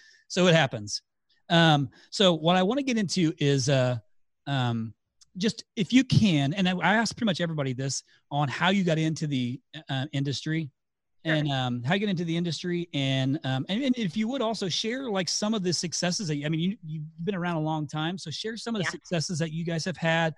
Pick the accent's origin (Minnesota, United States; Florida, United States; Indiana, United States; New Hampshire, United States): Indiana, United States; I am from Indiana, so I'm just south of you.